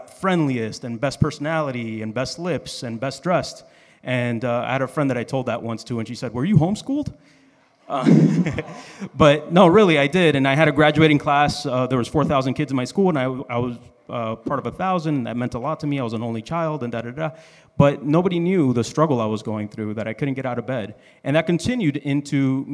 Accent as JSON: {"language": "English", "town": "Miami", "region": "Florida", "country": "United States", "tie": "born or raised there", "also_born_or_lived": "Dominican Republic", "said": "I grew up here in Miami."}